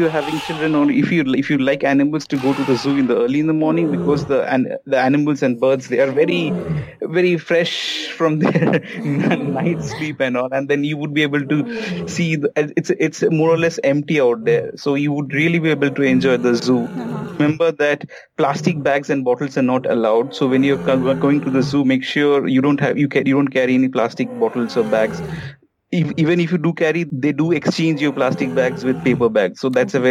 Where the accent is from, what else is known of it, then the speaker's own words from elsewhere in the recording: Kolkata, West Bengal, India; I'm from Calcutta